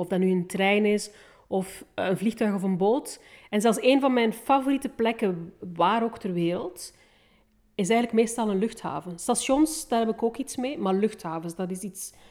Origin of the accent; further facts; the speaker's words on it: Bruges, Flanders, Belgium; also born or lived in Rwanda; ik ben opgegroeid in, in het middeleeuws Brugge